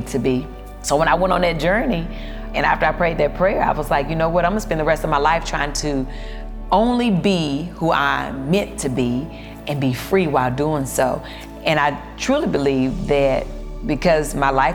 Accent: the South, United States; I'm from the South

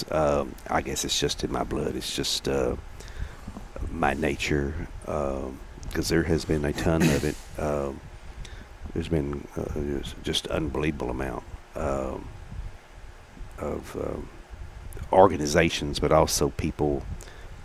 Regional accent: Gladewater, Texas, United States; moved away; also born or lived in Gilmer, Texas; growing up in Gladewater

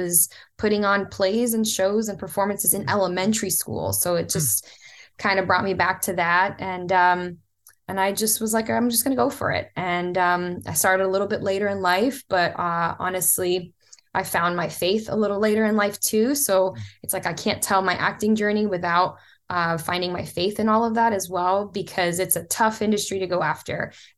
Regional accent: Florida, United States; also born or lived in Brazil; So I was born in Brazil. My mom got hit with the American dream like so many immigrants do. She landed in South Florida and met who I consider now my father. He raised me.

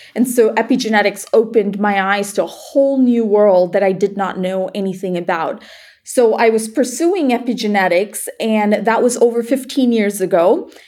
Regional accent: Malaysia; moved away as an adult; also born or lived in Iowa, United States; I grew up in Malaysia, and when I moved to uh, Iowa to go to the University of Iowa

